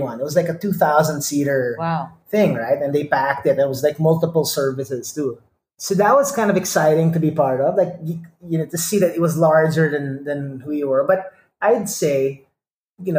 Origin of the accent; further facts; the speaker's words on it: Manila, Metro Manila, Philippines; I am Indian, born and raised in Manila, of Indian descent